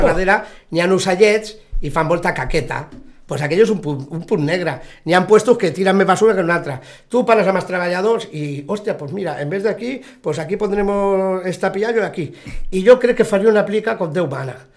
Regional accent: L'Hospitalet de Llobregat, Catalonia, Spain; now in Sitges, Spain; Encara no sigui que soc d'Hospitalet, soc un nou vingut o un fill adoptat

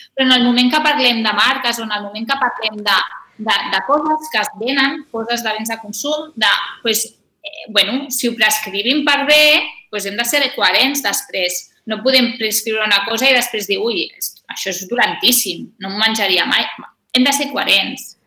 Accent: Sitges, Catalonia, Spain

